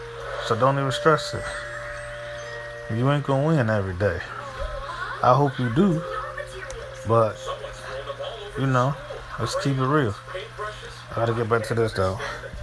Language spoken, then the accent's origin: English; Midwest, United States; also born or lived in East Coast; I come from the Midwest and the East Coast where niggas really hungry at.